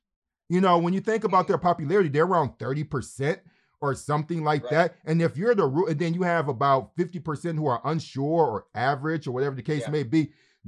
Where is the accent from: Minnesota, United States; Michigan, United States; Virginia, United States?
Michigan, United States; Detroit; who grew up, I was born and raised in Detroit, Michigan, the blackest city in America, and how growing up in Detroit, but not only just Detroit, but just the growing up in a poor part of Detroit.